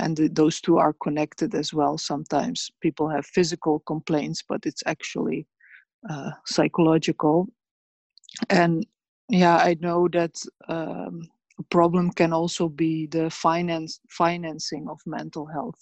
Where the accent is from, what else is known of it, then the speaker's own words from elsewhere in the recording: Sarajevo, Bosnia & Herzegovina; also born or lived in Rogatica, Bosnia and Herzegovina; now in Netherlands; I was born uh, in Bosnia, in Rogatica, uh, near the border with Serbia, but I grew up there and in Sarajevo